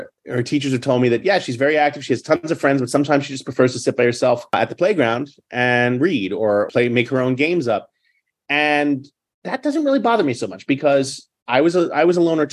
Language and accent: English; New York City, New York, United States; I grew up in New York City in the public school system in the 70s and 80s